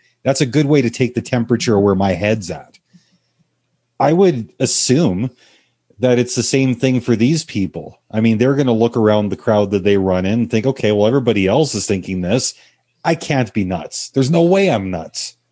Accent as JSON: {"language": "English", "country": "Canada", "said": "I'm Canadian, eh"}